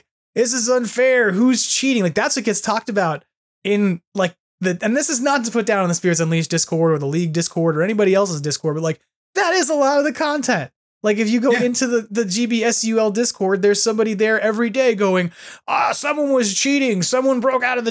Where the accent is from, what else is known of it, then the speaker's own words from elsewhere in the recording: New York, United States; now in California, United States; I'm a New Yorker